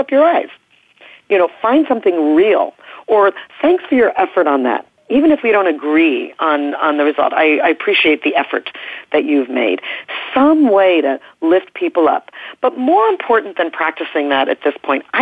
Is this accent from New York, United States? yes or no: yes; New York, United States; moved away; also born or lived in Oregon; I'm from New York originally, and so I am socially conditioned for sort of higher status behavior in terms of the norm there. And when I moved out west to Oregon